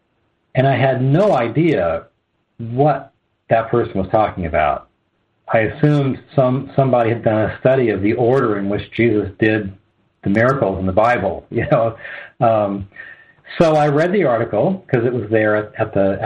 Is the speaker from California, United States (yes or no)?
yes; Southern California, United States; moved away as an adult; also born or lived in Arizona; I'm from Southern California, but I moved to mm-hmm. Arizona in 1990